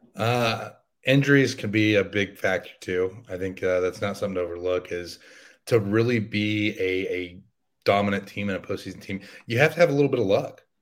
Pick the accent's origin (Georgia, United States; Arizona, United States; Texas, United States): Texas, United States; growing up in Texas